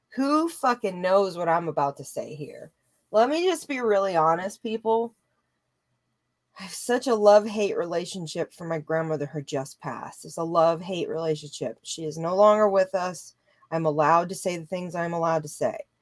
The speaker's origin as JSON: {"language": "English", "region": "Louisiana", "country": "United States", "also_born_or_lived": "Colorado / California", "moved": "yes", "said": "I come from Louisiana. I was born in the South"}